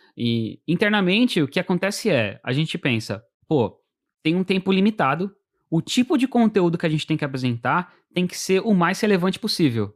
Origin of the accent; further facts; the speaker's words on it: São Paulo, Brazil; moved away as an adult; now in United States; eu vim da periferia de São Paulo.